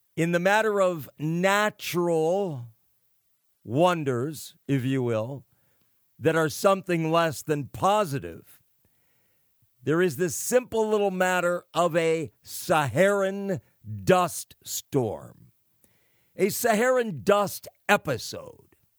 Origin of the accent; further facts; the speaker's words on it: California, United States; California, the great Golden State, my home state